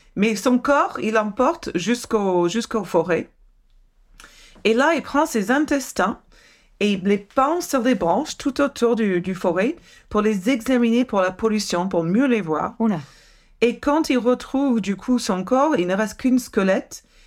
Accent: Santa Cruz, California, United States; French is a second language; moved away; ma ville natale de Santa Cruz, Californie

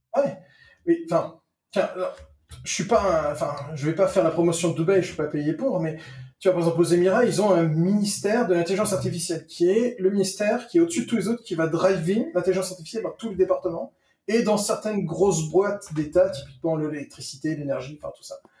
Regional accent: France; moved away; je suis un Français expatrié

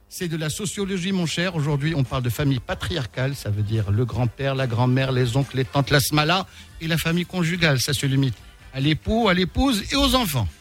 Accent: Souss-Massa, Morocco; Je suis du Sous

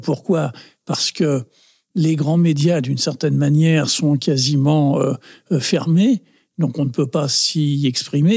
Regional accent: Paris, Île-de-France, France; si on me demande euh, d'où je suis, euh, ça ne me vient jamais à l'idée de dire je suis français. Je dis toujours je suis du 20e.

